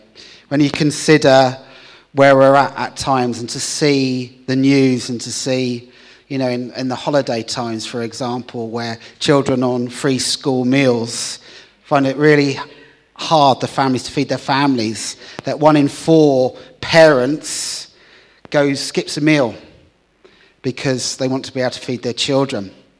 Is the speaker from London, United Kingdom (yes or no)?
no; Hull, Yorkshire and the Humber, United Kingdom; So I'm from Hull, a city in the north of the UK.